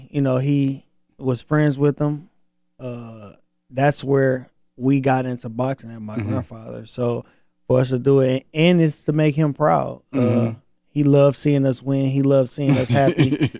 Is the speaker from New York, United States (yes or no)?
no; Flint, Michigan, United States; I'm from Flint. You know, I'm from Michigan.